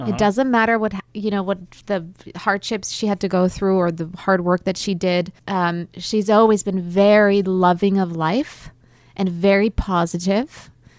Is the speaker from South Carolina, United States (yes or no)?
yes; South Carolina, United States; now in Dallas, United States; I'm from South Carolina, and then I lived in Roswell for a while, and now I'm here in Dallas.